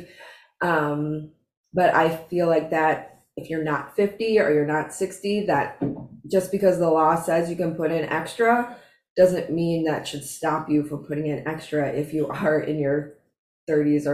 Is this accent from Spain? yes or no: no; Chicago, Illinois, United States; accent: Chicago; moved away; I'm in Chicago. And whenever I'm in Chicago for even like 5 minutes, my Chicago accent resurfaces